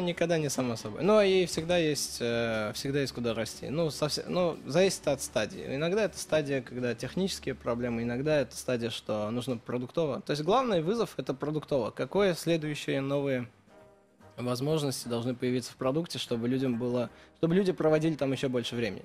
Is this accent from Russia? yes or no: no; Spitak, Lori, Armenia; moved away; Я родился в Армении